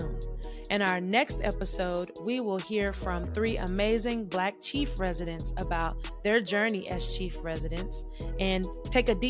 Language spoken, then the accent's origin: English; Charlotte, North Carolina, United States; I grew up in Charlotte, North Carolina